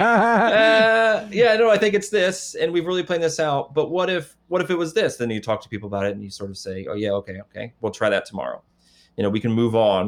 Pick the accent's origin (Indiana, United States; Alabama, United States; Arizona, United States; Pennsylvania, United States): Indiana, United States; moved away; I'm not from Detroit. I'm from Indiana.